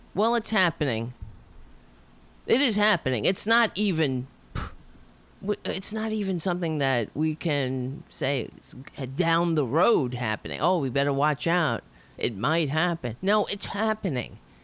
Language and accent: English; United States; being an American, being born in this country.